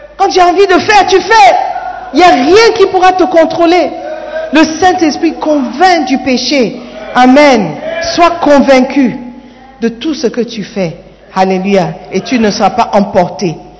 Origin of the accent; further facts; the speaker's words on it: Gabon; now in Ghana; Je suis Gabonais